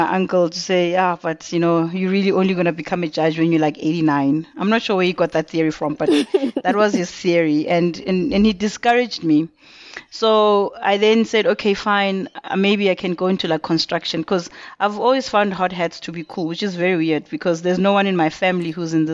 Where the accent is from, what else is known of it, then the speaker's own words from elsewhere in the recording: Mpumalanga, South Africa; moved away; also born or lived in KwaZulu-Natal / Johannesburg / North West; I'm originally from Mpumalanga. I was born and I was raised there. I moved around quite a bit. So I lived in KZN for a large part of my life.